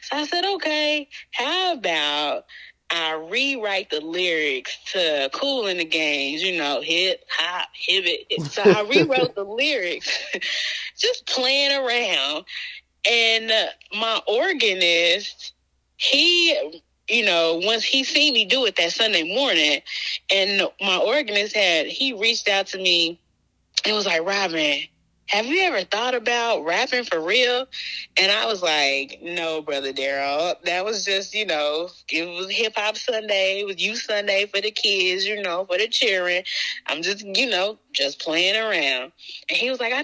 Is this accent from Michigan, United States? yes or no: no; Kansas City, Missouri, United States; born and raised. Kansas City, Missouri